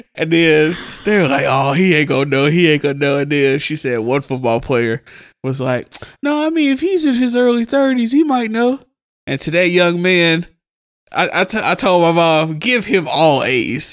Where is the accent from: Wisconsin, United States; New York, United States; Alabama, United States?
Alabama, United States; Huntsville; also born or lived in Mississippi / Birmingham, Alabama; When Andre was born, we moved from Birmingham back to Mississippi. My dad moved up here, started working. Andre was born. He went, got us, and brought us to Huntsville